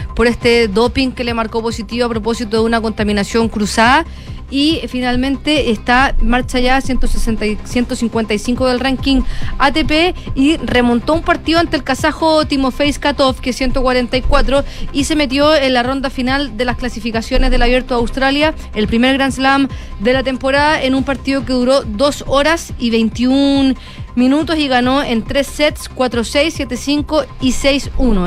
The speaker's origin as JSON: {"language": "Spanish", "country": "Chile", "said": "acá en Chile"}